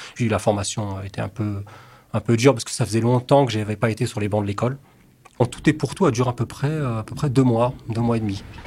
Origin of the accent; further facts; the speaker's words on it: Colombes, Île-de-France, France; also born or lived in England; J'ai grandi à Colombes, dans le 92